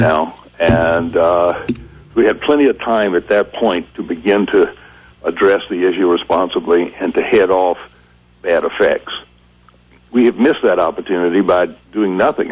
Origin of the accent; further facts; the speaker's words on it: South Carolina, United States; moved away; also born or lived in Vermont; I grew up down there in in the 1950s